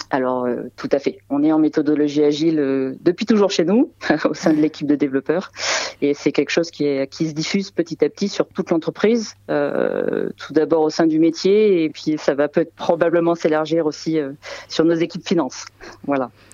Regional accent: Saint-Péray, Auvergne-Rhône-Alpes, France; je suis née à côté de Valence, donc j'aime beaucoup aussi le Saint-Péret, qui est mon village natal

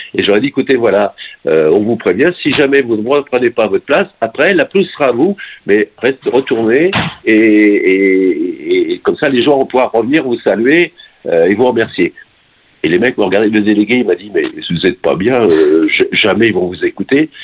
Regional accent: Nantes, Pays de la Loire, France; je suis nantais pur jus

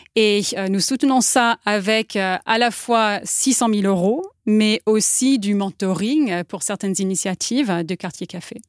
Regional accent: United States; French is a second language; now in France; Je suis américaine, oui, je suis américaine

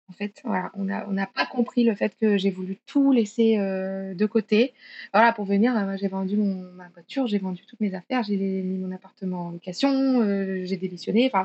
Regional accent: France; 저는 프랑스 사람

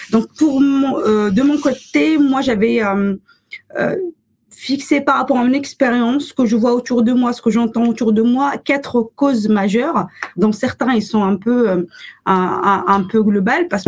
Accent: Morocco; now in France; j'ai grandi au Maroc, pas en France. Euh, donc une partie de mon expérience s'est construite au Maroc avant que je m'installe à, je m'installe en France.

